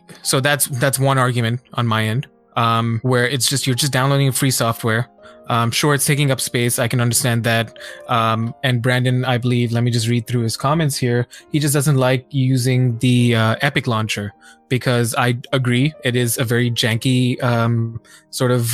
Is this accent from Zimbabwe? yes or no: no; India; I'm Indian